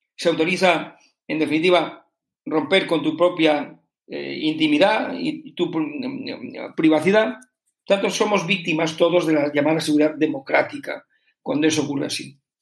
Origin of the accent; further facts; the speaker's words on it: Spain; como ciudadano español.